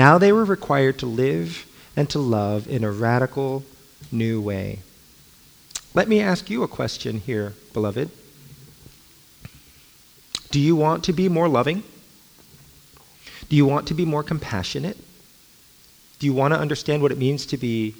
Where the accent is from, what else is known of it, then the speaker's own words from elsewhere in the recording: Los Angeles, California, United States; also born or lived in Alexandria, Virginia; I grew up